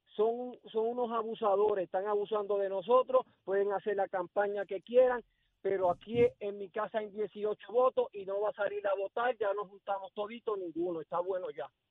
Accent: Puerto Rico

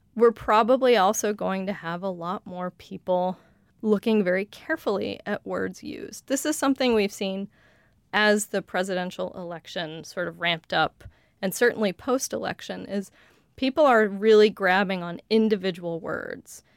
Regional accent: outside of Denver, Colorado, United States; accent: general Western American; first language English; I grew up outside of Denver, but I grew up speaking what's called general Western dialect

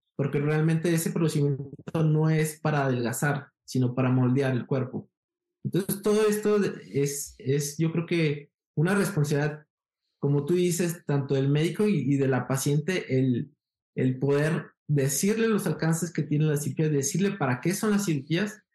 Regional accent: Guadalajara, Jalisco, Mexico; also born or lived in Mexico City / Brazil; soy de Guadalajara, Jalisco, México

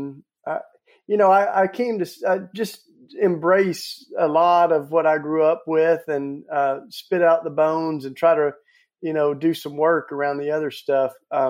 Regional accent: Tennessee, United States; I grew up down in Tennessee. I'm a Southern boy, grew up in the Bible Belt, fell in love with Jesus.

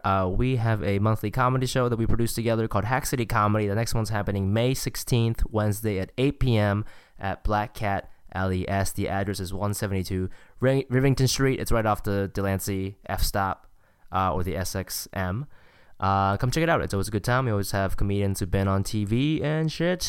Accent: Ohio, United States; also born or lived in Singapore; I'm from Ohio

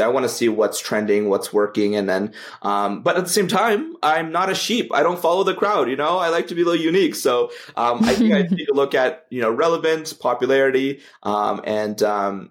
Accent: Canada; I'm Canadian

